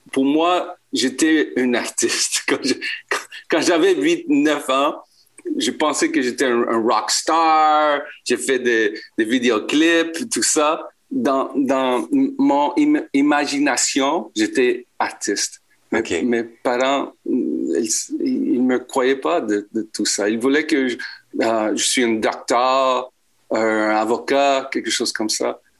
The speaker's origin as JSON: {"language": "French", "region": "Quebec", "country": "Canada", "first_language": "en", "second_language": "French", "said": "Euh, je suis québécois d'origine chilienne. Je suis anglophone."}